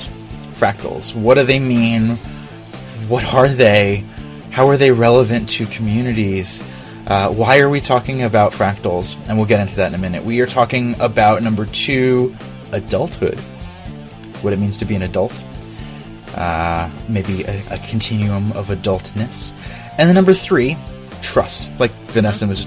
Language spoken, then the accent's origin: English; Philadelphia, Pennsylvania, United States; we're from Philadelphia